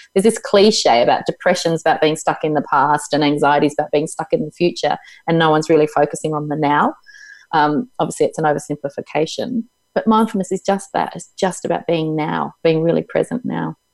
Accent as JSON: {"language": "English", "region": "Tasmania", "country": "Australia", "tie": "born or raised there", "also_born_or_lived": "Melbourne / Hobart", "said": "It's where I was born. I was born in Tasmania."}